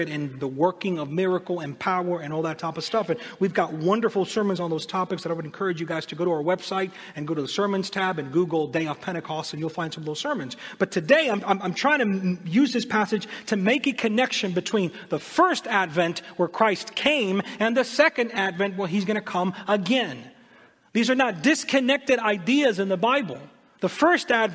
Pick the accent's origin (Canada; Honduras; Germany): Honduras; moved away; also born or lived in United States; I'm from Honduras, but we would come and spend the summer in the States.